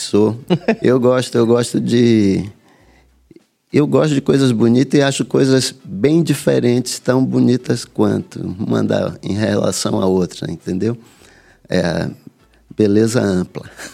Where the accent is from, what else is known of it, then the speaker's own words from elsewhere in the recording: Salvador, Bahia, Brazil; also born or lived in Santo Amaro; Eu nasci em Santo Amaro vim, e cresci em Salvador.